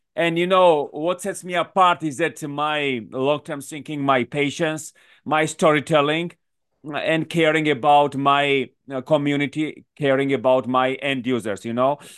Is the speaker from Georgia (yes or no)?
yes; Georgia; moved away as an adult; also born or lived in Washington, D.C., United States / New York City, United States / London, United Kingdom; I come from Georgia, actually, from the country